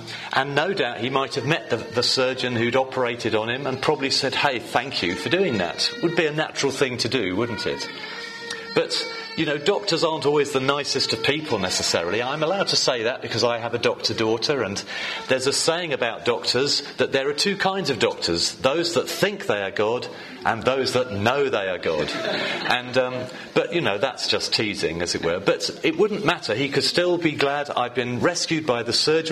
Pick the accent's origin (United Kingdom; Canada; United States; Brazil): United Kingdom; England; I'm English